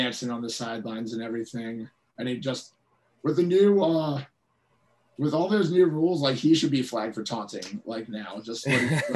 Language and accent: English; Towson, Maryland, United States; also born or lived in Baltimore, Maryland; I'm from Baltimore. I lived in Fed Hill right before this. I'm from Towson